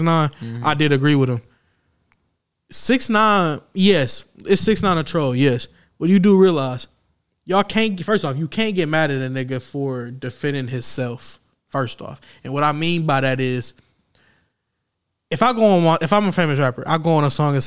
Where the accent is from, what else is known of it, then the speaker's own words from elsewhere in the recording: Michigan, United States; I was born and raised in Michigan.